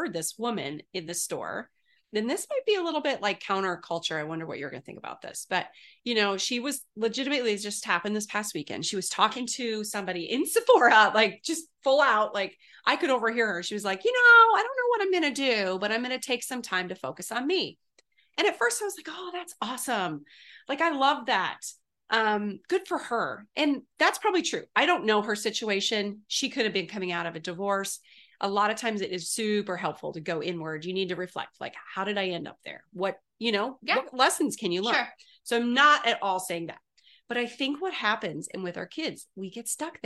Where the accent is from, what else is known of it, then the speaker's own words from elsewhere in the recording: Canada; now in United States; I'm from Canada, and it's a great country as well, but moving here